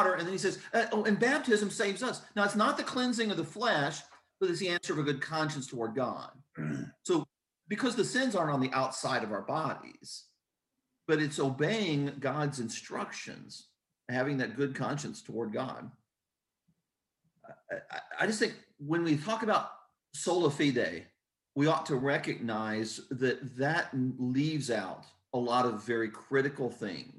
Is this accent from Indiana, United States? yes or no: yes; Southern Indiana, United States; where I'm from, in Southern Indiana